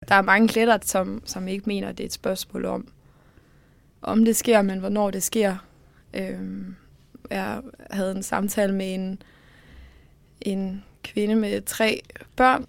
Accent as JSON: {"language": "Danish", "country": "Denmark", "said": "vi som dansker"}